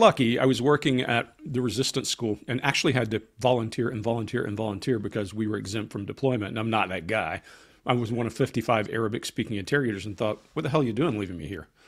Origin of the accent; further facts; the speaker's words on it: Columbus, Georgia, United States; moved away; also born or lived in Atlanta, Georgia; If you've ever been to Fort Benning, that's my hometown.